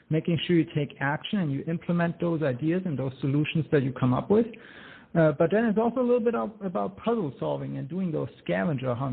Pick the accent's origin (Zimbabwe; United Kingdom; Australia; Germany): Germany; accent: German; English is a second language; now in United States; Uh, yes, that is correct. But I am American by choice.